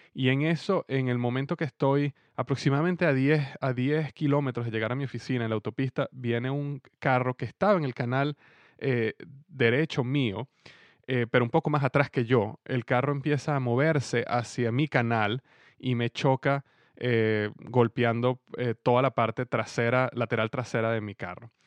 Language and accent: Spanish; Venezuela; now in Cincinnati, United States; mi país en este momento en Venezuela